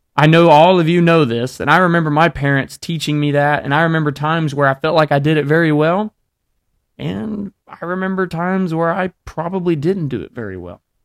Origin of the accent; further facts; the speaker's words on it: Alabama, United States; I grew up in Alabama